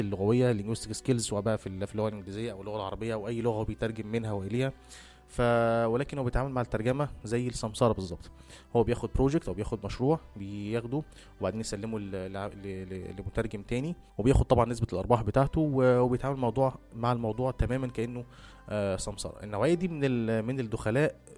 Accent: Egypt; احنا عندنا في مصر

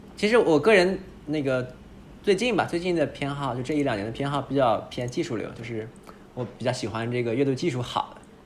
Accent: northern China, China; 我们都是北方人

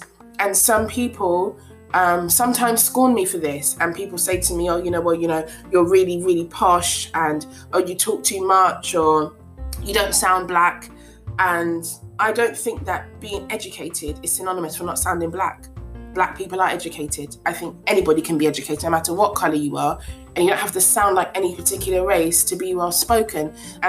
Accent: Ghana; first language Twi; English is a second language; I do understand my mother tongue, which is Chui, and my husband's mother tongue, which is Ga. Those are the two of the biggest languages in Ghana.

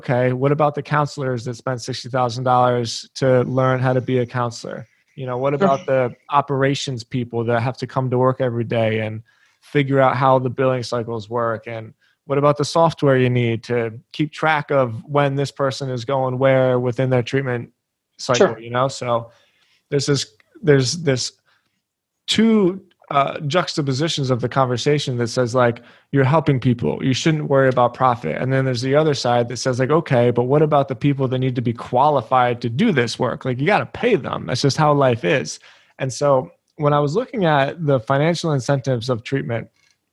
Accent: Philadelphia, Pennsylvania, United States; I grew up in Philly

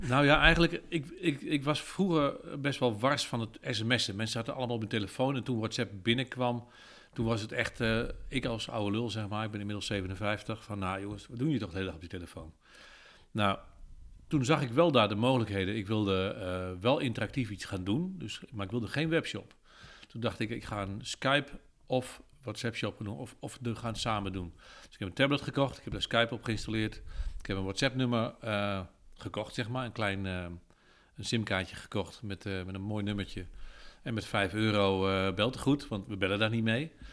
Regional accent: Apeldoorn, Gelderland, Netherlands; ik kom uit Apeldoorn-Zuid

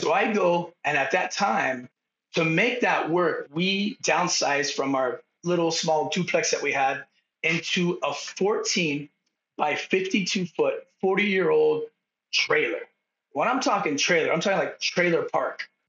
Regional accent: San Diego, California, United States; moved away as an adult; now in Bend, United States; I grew up in Southtown San Diego, which is basically Palm Avenue, two miles from the border of Tijuana, Mexico

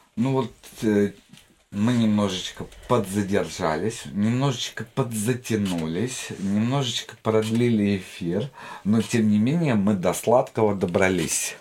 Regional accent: Jambyl Region, Kazakhstan; moved away; я сам из Казахстана, только из От... Южного, из Джамбульской области

